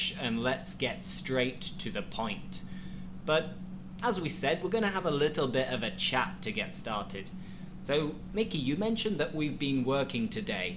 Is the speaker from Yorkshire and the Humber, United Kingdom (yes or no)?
yes; Yorkshire and the Humber, United Kingdom; now in Spain; I'm from Yorkshire